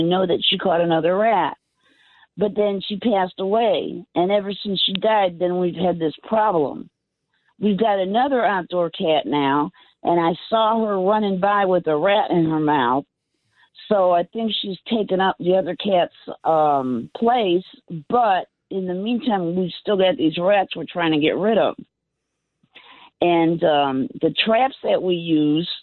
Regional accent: Cleveland, Ohio, United States; moved away as an adult; now in Central Florida, United States; I grew up in the suburb of Cleveland, and then I actually moved to the city when I turned

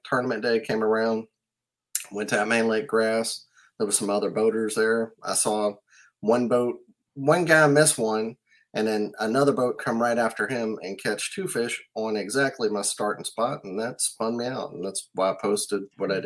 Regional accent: South Mississippi, United States; moved away; also born or lived in New Orleans; I'm from South Mississippi and used to live in New Orleans.

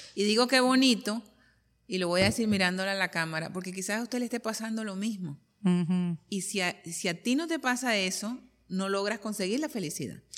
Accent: Colombia; yo soy de Colombia

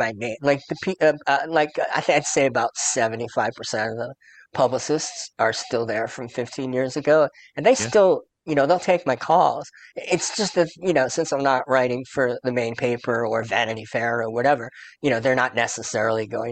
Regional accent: New York City, New York, United States; moved away; growing up in New York

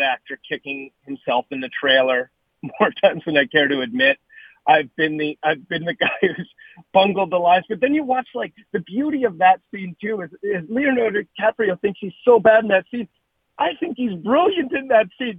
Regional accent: Canada; moved away as an adult; also born or lived in Hollywood, California; now in Los Angeles, United States; I've lived now in in Hollywood for 28 years. It, you know, I'm a Canadian kid who came down here

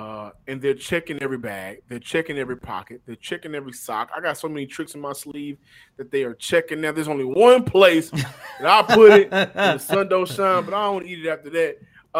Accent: Texas, United States; And we're from Texas, so we all like a good cold beer.

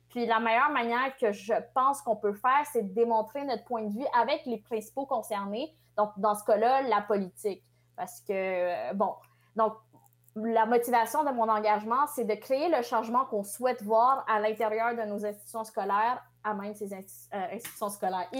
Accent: Quebec, Canada; French is a second language; je suis née au Québec, mais je, me suis jamais vraiment sentie québécoise euh, avant le secondaire

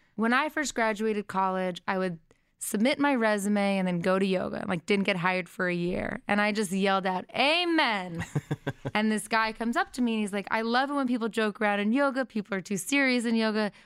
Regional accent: Brookline, Massachusetts, United States; moved away; also born or lived in Boston, Massachusetts; she raised me and my brother in Brookline, and I went to public school up until my last two years of high school

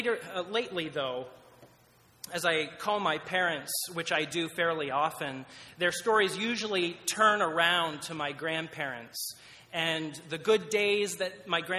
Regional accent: Pennsylvania, United States; I grew up in Pennsylvania, and my entire family lived just a couple miles from each other

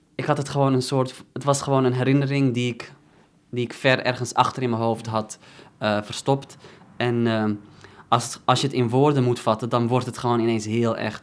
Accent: Netherlands; dan voelde ik me weer bijvoorbeeld meer Nederlander en dan, en dan minder Marokkaan

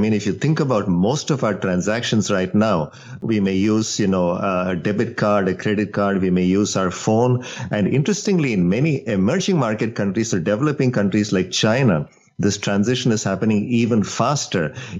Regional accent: India; moved away; So I grew up in India

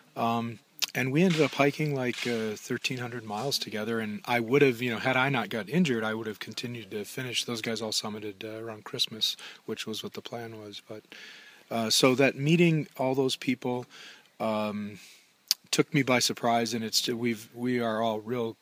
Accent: Minnesota, United States; I'm from Minnesota, and we have a, a, lot of water

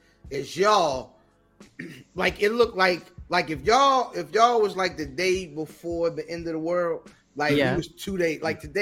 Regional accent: Iran; I'm from Iran. Iran.

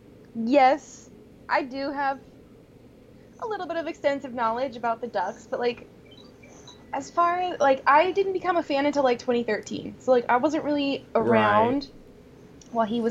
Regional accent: Washington, United States; now in Arizona, United States; I am from Washington

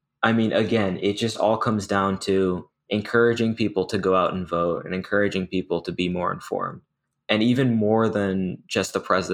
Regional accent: Massachusetts, United States; moved away as an adult; now in Pennsylvania, United States; I'm from Massachusetts, which is like heavily liberal. So that's kind of the bubble I've been in my whole life

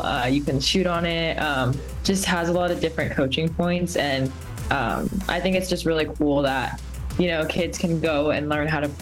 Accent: the Bay Area, California, United States; I grew up in the Bay

